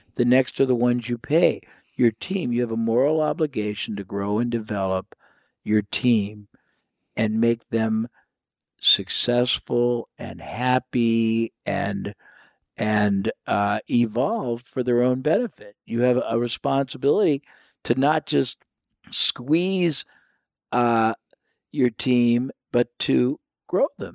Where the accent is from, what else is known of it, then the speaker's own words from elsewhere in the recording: United States; I was from the United States